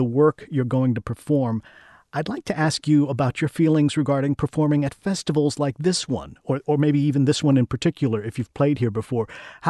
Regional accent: United States; You and I share a common Cuban heritage, although I was born in the United States around the time Fidel came to power

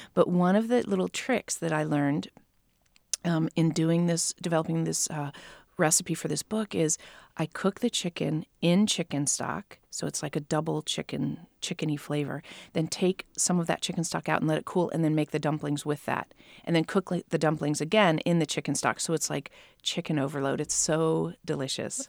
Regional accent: Ohio, United States; moved away; I was raised in Ohio.

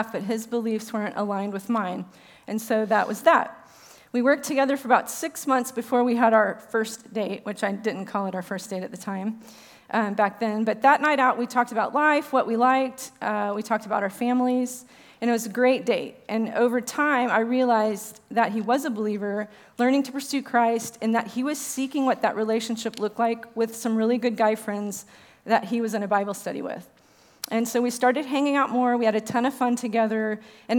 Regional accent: Richardson, Texas, United States; I grew up here in Richardson

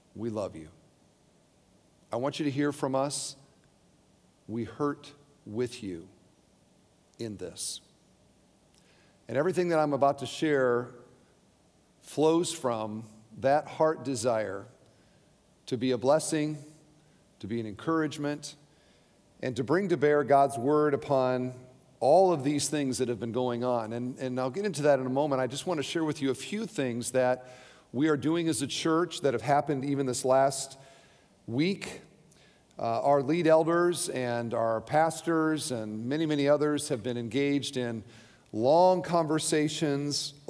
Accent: Hoosier, Indiana, United States; I am a Christian before I'm a Hoosier

